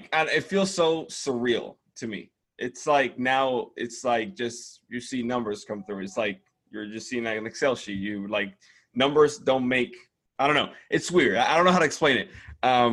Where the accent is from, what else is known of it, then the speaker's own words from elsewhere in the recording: Dominican Republic; English is a second language; moved away as an adult; I come from the Dominican Republic. English is not my first language.